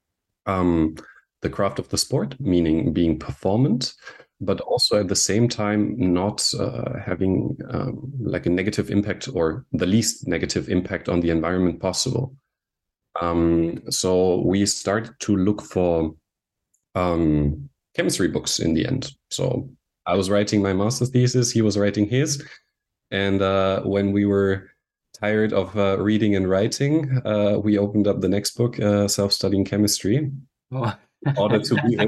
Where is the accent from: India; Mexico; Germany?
Germany; Munich, Bavaria; moved away as an adult; also born or lived in Austria / Vienna, Austria; now in Anglet, France; I grew up in Munich, Germany, where I lived for the first 20 years of my life